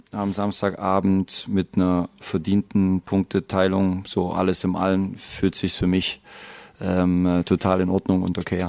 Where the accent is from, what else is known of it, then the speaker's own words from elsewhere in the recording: Leipzig, Saxony, Germany; also born or lived in Dortmund; also ich bin hier geboren, ich kenne Leipzig, ich bin Leipziger.